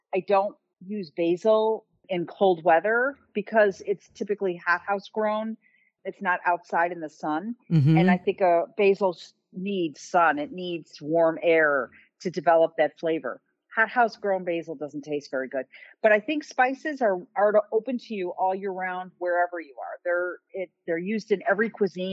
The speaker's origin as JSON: {"language": "English", "town": "Chicago", "region": "Illinois", "country": "United States", "said": "I'm from Chicago"}